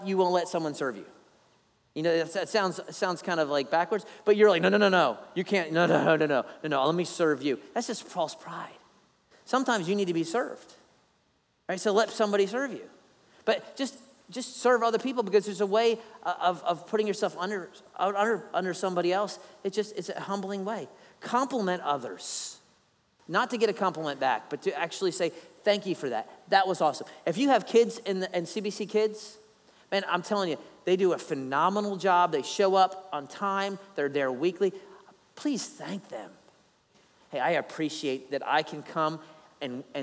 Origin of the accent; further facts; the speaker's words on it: Philadelphia, Pennsylvania, United States; now in Savannah, United States; I'm not even Italian, even though I'm from Philly